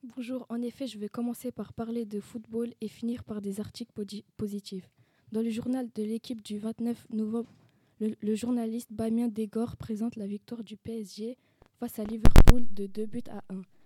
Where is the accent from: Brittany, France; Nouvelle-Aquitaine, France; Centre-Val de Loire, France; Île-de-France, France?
Brittany, France; je suis originaire de Bretagne, j'ai passé toute mon enfance.